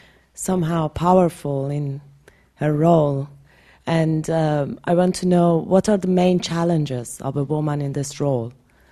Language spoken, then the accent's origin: English; Iran; I come from Iran